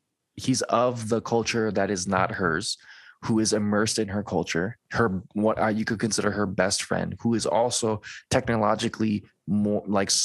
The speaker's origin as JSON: {"language": "English", "region": "Hawaii", "country": "United States", "said": "I tell people I'm from Hawaii and then they assume I'm Hawaiian, which I am Hawaiian. And then I tell them I'm also Japanese"}